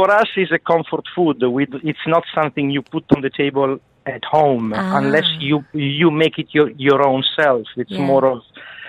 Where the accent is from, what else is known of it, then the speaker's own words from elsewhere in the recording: Milan, Lombardy, Italy; now in United Arab Emirates; I am from Italy, from the north of Italy.